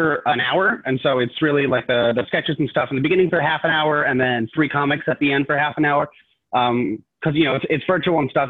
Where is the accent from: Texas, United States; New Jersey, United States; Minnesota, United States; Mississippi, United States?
New Jersey, United States; I'm from South Jersey. I'm a Jersey boy